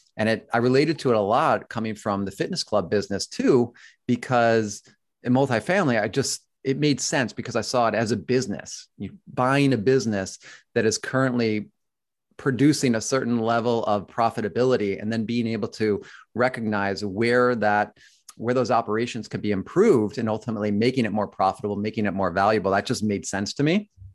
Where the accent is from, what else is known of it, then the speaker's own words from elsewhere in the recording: Buffalo, New York, United States; moved away as an adult; I grew up in Buffalo, New York, and then moved to New York, New York